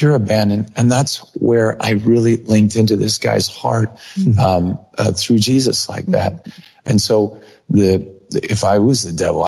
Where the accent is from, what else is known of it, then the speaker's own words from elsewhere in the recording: Mount Vernon, United States; my hometown, Mount Vernon